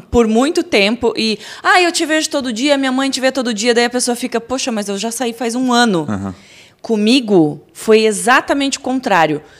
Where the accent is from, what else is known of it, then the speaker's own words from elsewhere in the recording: Curitiba, Paraná, Brazil; Curitiba. Curitibana.